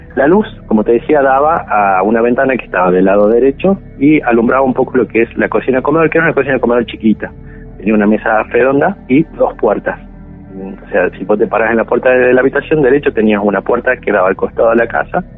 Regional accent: La Rioja, Argentina; moved away; also born or lived in Santa Cruz; yo nací este, en la provincia de La Rioja

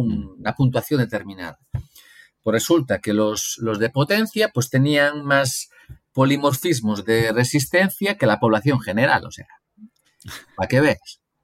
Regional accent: Galicia, Spain; moved away as an adult; also born or lived in Brazil; now in León, Spain; Yo crecí en Galicia

